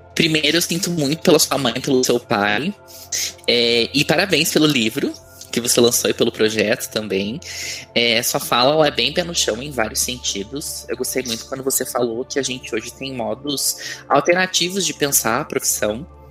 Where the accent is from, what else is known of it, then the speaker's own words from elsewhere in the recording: São Paulo, Brazil; now in Belo Horizonte, Brazil; eu sou de São Paulo, mas agora moro em, moro em Belo Horizonte